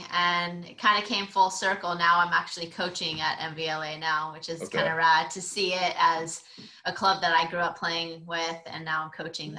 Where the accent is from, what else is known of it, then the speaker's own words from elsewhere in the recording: San Jose, California, United States; Growing up in San Jose, I had a fun childhood.